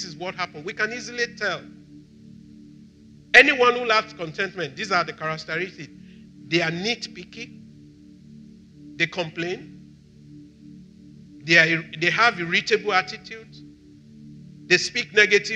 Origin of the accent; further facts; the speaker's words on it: Nigeria; I'm Nigerian.